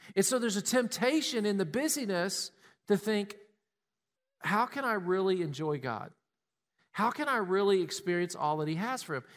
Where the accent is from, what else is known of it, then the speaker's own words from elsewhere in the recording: Tennessee, United States; We grew up in Tennessee.